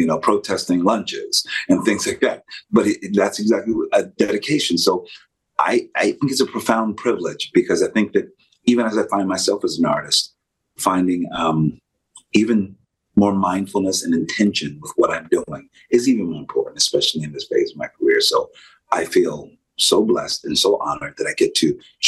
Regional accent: Pennsylvania, United States; I'm from Pennsylvania.

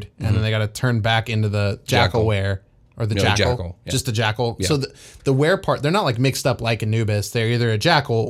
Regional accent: United States; Can you tell where my brain is as an American right now in this culture?

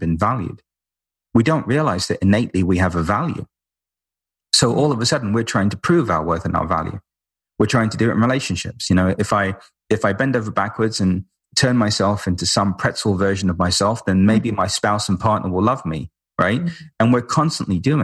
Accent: London, United Kingdom; We're both from London, both lived in, you know, ashrams

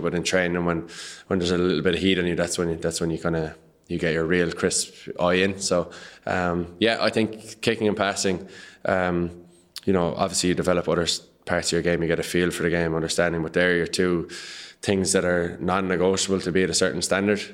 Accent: Patrickswell, Munster, Ireland; I'm from Patrick Swell, which is a hurling village

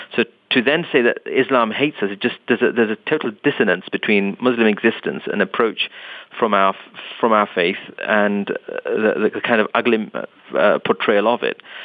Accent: London, United Kingdom; I was born and raised in London

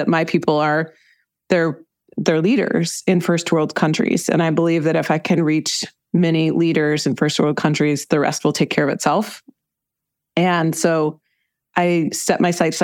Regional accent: Ann Arbor, Michigan, United States; moved away; also born or lived in Colorado; I grew up in Ann Arbor, Michigan in the United States. I moved around quite a bit, but I lived for some time in Colorado.

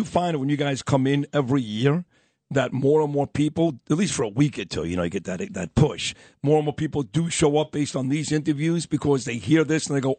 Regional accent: New York City, New York, United States; moved away; also born or lived in Tenafly, New Jersey / Florida / Belle Harbor, Queens; I'm originally from Brooklyn.

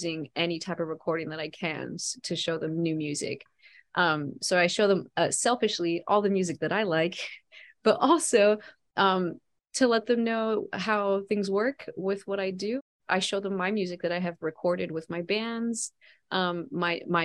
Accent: Stockton, California, United States; Mudville is another word that you would call Stockton, which is my hometown.

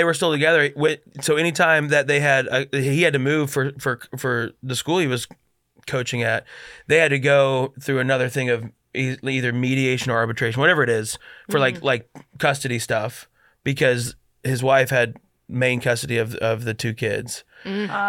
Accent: Colorado, United States; No, but I'm from Colorado

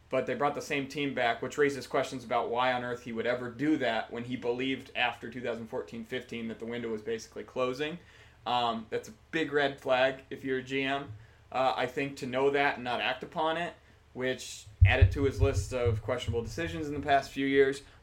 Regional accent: Illinois, United States; And I grew up in Illinois, not Chicago, more over by the Quad Cities area.

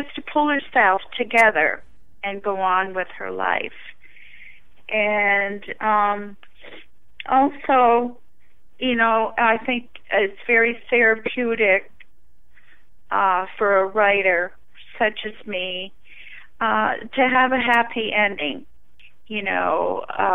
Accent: northern New England, United States; I am from New England, and it's really the only, northern New England

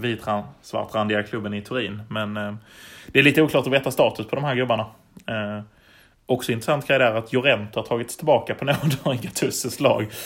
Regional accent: Malmö, Skåne, Sweden; vi är väl bägge från Malmö

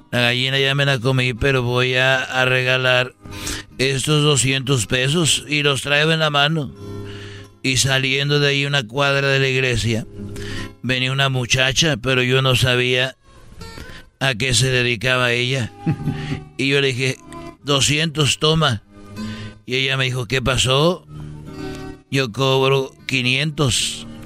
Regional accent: Huentitán, Jalisco, Mexico; la catedral de, de, de ahí de porque yo soy de Huentitán.

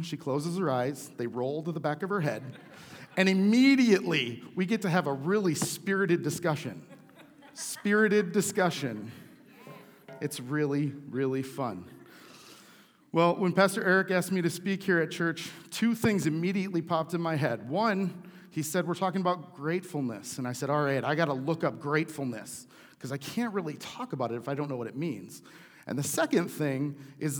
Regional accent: United States; I'm an American

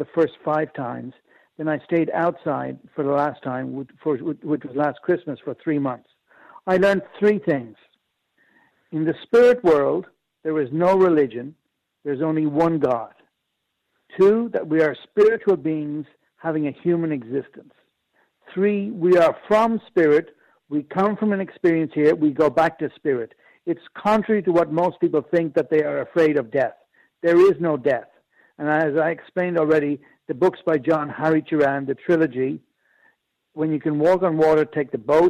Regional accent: Ireland; also born or lived in Japan; I'm Irish.

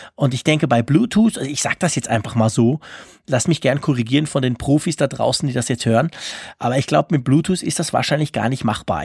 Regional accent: Switzerland; als Schweizer

